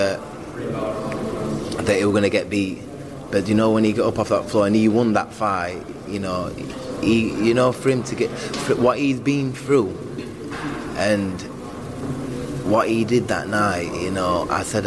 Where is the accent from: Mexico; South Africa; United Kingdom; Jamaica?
United Kingdom; I'm a Brit as well